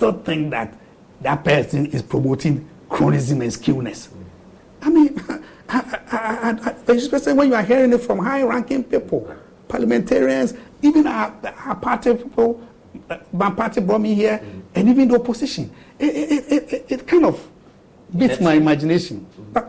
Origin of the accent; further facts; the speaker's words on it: Eastern Region, Ghana; I'm from the Eastern region. I'm from Chebbi